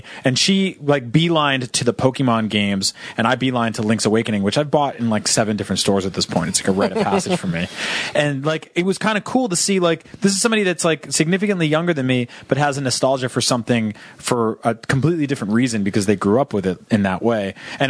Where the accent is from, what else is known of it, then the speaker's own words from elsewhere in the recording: Connecticut, United States; used to summer in my hometown in Connecticut.